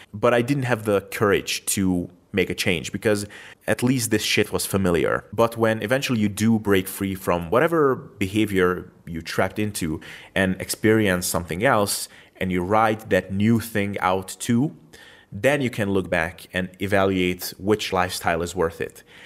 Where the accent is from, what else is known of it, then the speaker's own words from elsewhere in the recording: Hungary; moved away as an adult; also born or lived in Macedonia; my home country Hungary